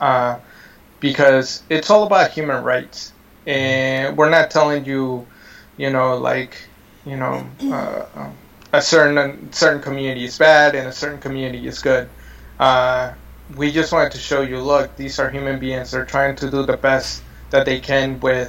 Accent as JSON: {"language": "English", "town": "San Miguel", "country": "Mexico", "tie": "born or raised there", "moved": "yes", "lives_now": "United States", "said": "we're lucky to have been born in a town like San Miguel"}